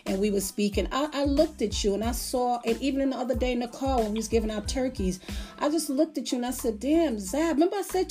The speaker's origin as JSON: {"language": "English", "town": "Las Vegas", "region": "Nevada", "country": "United States", "tie": "born or raised there", "said": "I grew up in Las Vegas"}